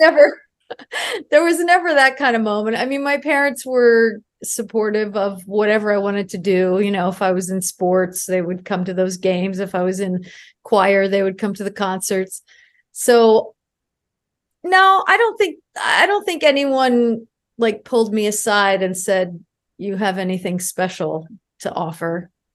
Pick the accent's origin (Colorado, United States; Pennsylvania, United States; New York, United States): New York, United States; Albany; moved away as an adult; I grew up in Albany, New York